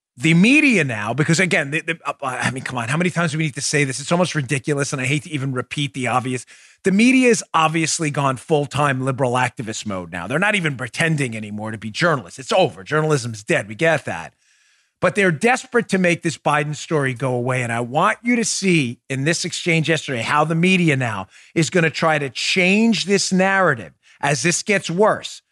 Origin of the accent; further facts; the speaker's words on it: Florida, United States; the great state of Florida, my home state